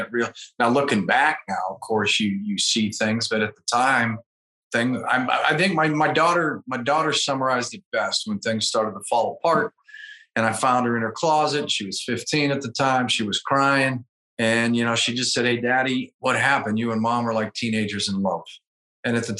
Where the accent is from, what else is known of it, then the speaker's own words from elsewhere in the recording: Pittsburgh, Pennsylvania, United States; moved away as an adult; also born or lived in Louisville, Kentucky / North Carolina; now in Charleston, United States; Originally from the Pittsburgh, Pennsylvania area